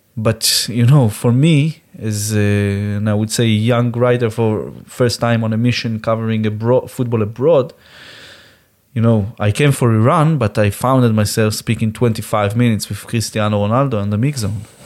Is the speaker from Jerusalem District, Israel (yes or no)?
yes; Jerusalem, Jerusalem District, Israel; I grew up in Jerusalem where buses were bombing.